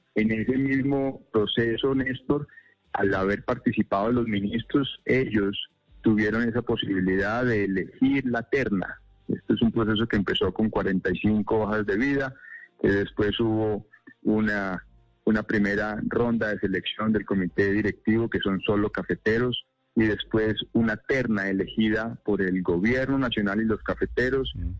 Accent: Huila, Colombia; yo soy huilense

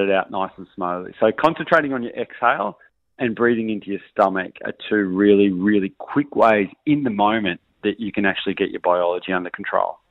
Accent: Australia; I'm Australian

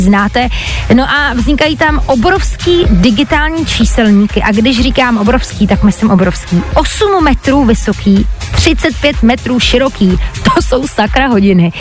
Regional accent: Hradec Králové, Hradec Králové Region, Czechia; v Hradci Králové, odkud pocházím

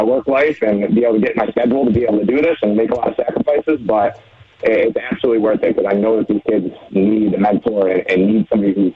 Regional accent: Western New York, United States; also born or lived in Oklahoma; now in Frederick County, Maryland, United States; growing up in Western New York

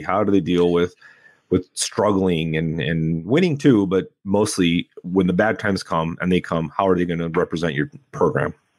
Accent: Temecula, California, United States; also born or lived in Pasadena / San Gabriel Valley; I grew up in Temecula

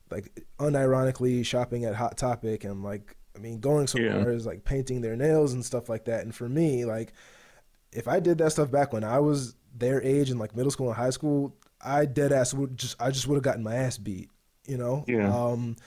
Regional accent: Baltimore, Maryland, United States; I grew up in, Baltimore, Maryland in the 90s

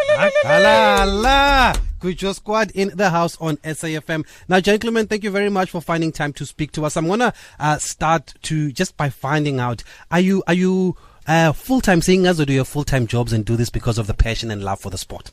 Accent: Eastern Cape, South Africa; I'm from the Eastern Cape, obviously

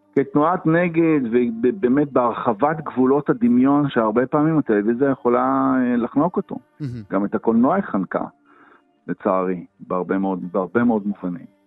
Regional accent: Haifa, Haifa District, Israel; born or raised there

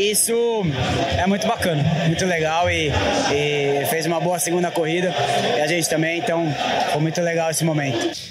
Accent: São Paulo, Brazil; Interlagos é um lugar onde eu cresci, um lugar onde eu passei a maior parte do tempo no cartódromo, quando eu era criança.

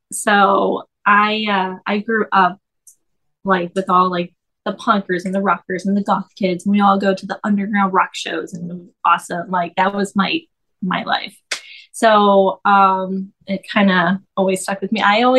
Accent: Fort Worth, Texas, United States; I'm from Fort Worth, Texas. So it's like right outside of Dallas.

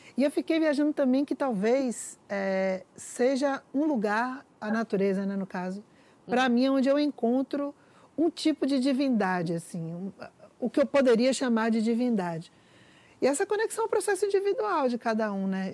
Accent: Bahia, Brazil; moved away; Eu, eu cresci numa cidade com bastante natureza, praia, é, eu sou baiana, mas há muito tempo eu já moro numa cidade de concreto.

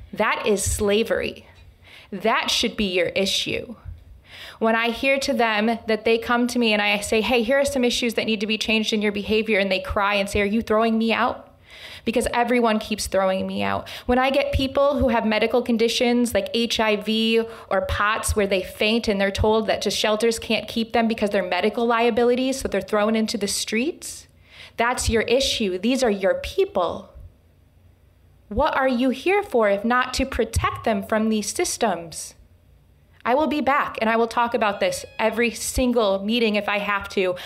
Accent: Lansing, Michigan, United States; I was born and raised here in Lansing, Michigan

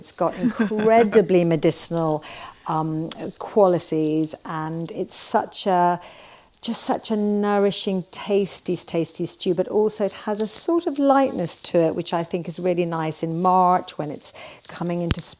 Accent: Dublin, Leinster, Ireland; moved away; So I was born and brought up in Dublin, but my grandmother's house was on the west coast of Ireland in Sligo, where we spent many, many holidays.

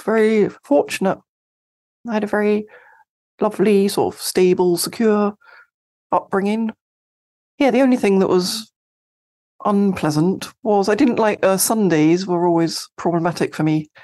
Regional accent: Sevenoaks, South East England, United Kingdom; I grew up in, uh, Seven Oaks in Kent, in the U K.

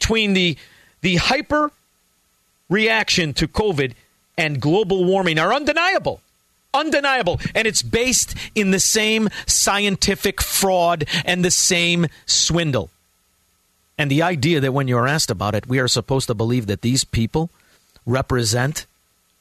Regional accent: Melrose Park, Illinois, United States; now in Elmwood Park, United States; I grew up in Melrose Park.

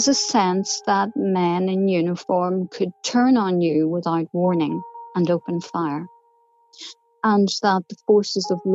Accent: Omagh, Northern Ireland, United Kingdom; He was the local bishop where I grew up in Omagh

